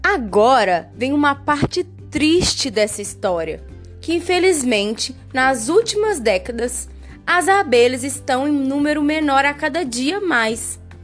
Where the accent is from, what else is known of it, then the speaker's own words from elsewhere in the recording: Brazil; nós brasileiros